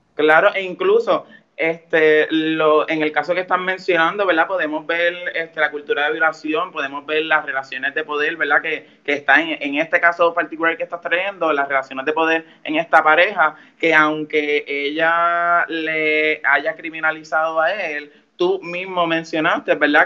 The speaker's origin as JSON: {"language": "Spanish", "town": "Mayagüez", "country": "Puerto Rico", "said": "Soy de Mayagüez y soy líder feminista en el oeste"}